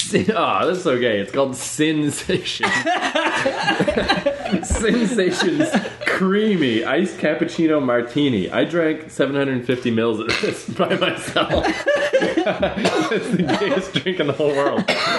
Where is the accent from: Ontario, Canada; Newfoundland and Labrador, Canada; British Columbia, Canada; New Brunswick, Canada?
New Brunswick, Canada; Fredericton; moved away as an adult; also born or lived in New York; now in Toronto, Canada; The University of New Brunswick is in my hometown.